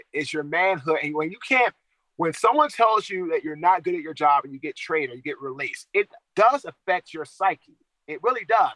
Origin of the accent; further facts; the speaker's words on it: Washington, District of Columbia, United States; I'm from Washington, D.C.